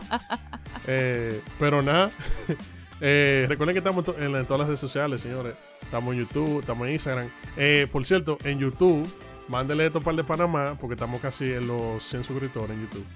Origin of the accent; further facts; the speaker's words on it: Dominican Republic; somos dominicanos